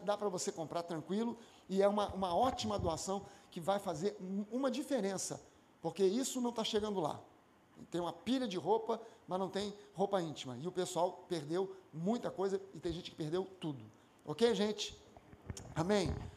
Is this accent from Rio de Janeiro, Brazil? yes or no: yes; Rio de Janeiro, Brazil; eu nasci na Tijuca, né? na, na, na usina, sou carioca da Gema